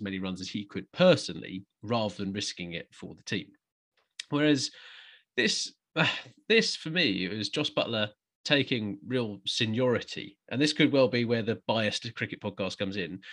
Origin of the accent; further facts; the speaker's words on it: England, United Kingdom; as an Englishman